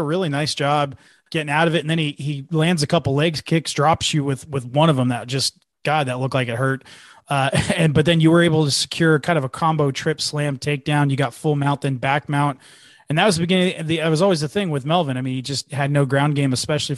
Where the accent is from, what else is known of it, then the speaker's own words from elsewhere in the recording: Cupertino, California, United States; I'm from the Bay Area. I was born in Cupertino and lived there for years and years.